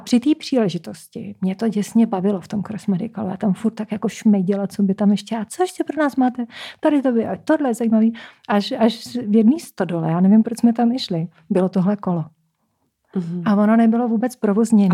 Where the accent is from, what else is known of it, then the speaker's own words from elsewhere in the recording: Czechia; já jsem vlastně z Krušný hor